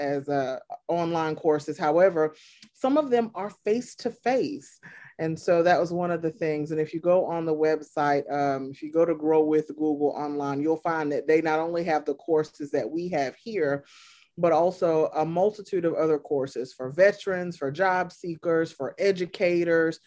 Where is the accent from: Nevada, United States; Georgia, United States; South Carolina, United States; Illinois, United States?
Georgia, United States; Augusta; I was born and raised right here in Augusta, Georgia